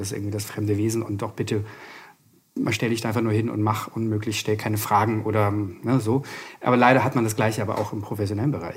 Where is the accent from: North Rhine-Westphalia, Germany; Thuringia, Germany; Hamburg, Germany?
Hamburg, Germany; now in Berlin, Germany; komme aus Berlin, bin gebürtiger Hamburger